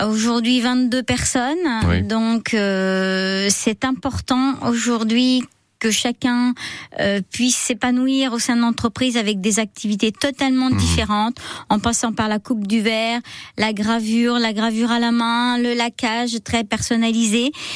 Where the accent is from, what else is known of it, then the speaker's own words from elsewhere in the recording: Vendée, Pays de la Loire, France; moved away; je suis de Vendée